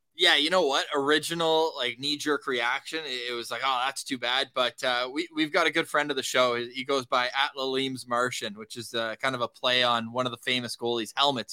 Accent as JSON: {"language": "English", "town": "Ottawa", "region": "Ontario", "country": "Canada", "tie": "born or raised there", "moved": "yes", "lives_now": "Winnipeg, Canada", "said": "I'm born and raised in Ottawa"}